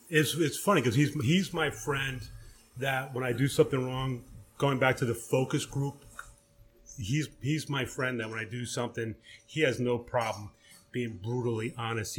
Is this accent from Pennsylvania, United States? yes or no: yes; Philadelphia, Pennsylvania, United States; we're all from Philly